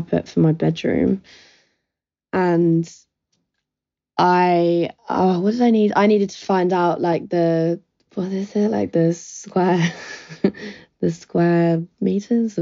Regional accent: Brighton, South East England, United Kingdom; I'm 21, I'm from Brighton

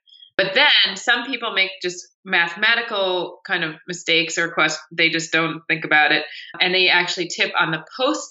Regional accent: United States; being an American in a foreign country

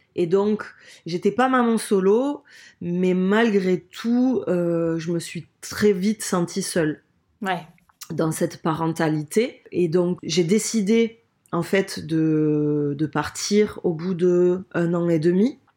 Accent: Toulouse, Occitania, France; accent: accent chantant du Sud; moved away as an adult; now in Bayonne, France; Moi, je suis originaire de Toulouse euh, ben, depuis toujours.

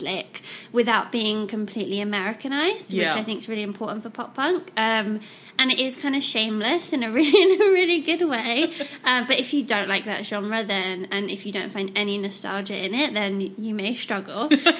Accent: England, United Kingdom; I'm English

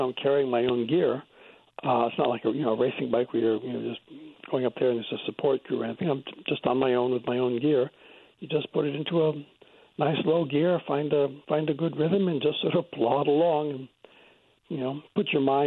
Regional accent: New Hampshire, United States; moved away as an adult; also born or lived in Australia; now in United Kingdom; I grew up in New Hampshire, but I emigrated to Australia many, many years ago. And spent most of my life there until I came to Britain a few years ago.

